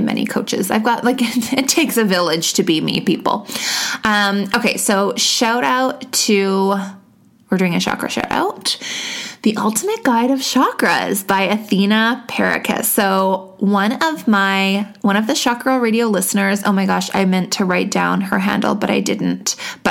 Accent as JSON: {"language": "English", "country": "Canada", "said": "I'm Canadian."}